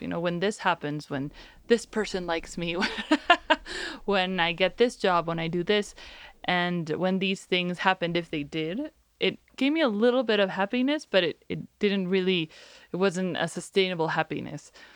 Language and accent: English; Mexico; I'm from Mexico